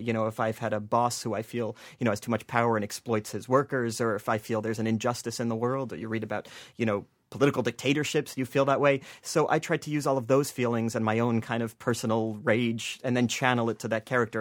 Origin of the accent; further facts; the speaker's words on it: New Jersey, United States; I grew up in New Jersey